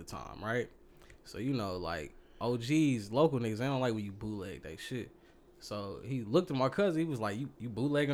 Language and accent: English; Kansas City, Missouri, United States; my hometown, Kansas City, Missouri